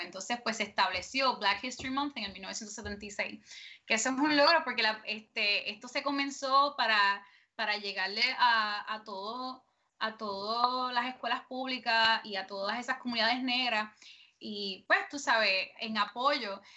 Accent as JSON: {"language": "Spanish", "country": "Puerto Rico", "said": "nosotros como puertorriqueños"}